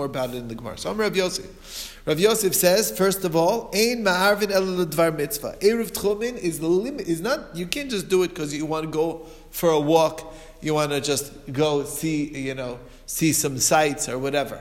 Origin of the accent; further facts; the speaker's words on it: Muncie, Indiana, United States; growing up in Muncie